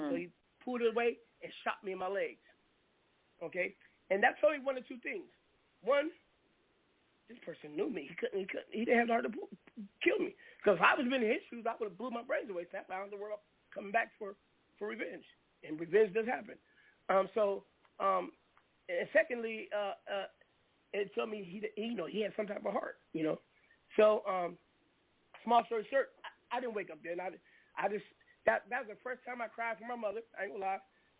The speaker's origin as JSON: {"language": "English", "region": "West Coast", "country": "United States", "said": "because even though I'm from the West Coast, but all my history is on the East Coast. I used to come back and forth as a kid."}